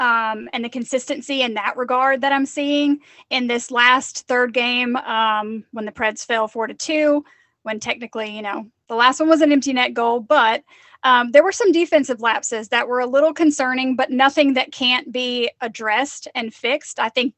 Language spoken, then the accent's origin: English; Mississippi, United States; Growing up in Mississippi, I didn't say it like that, but I do now.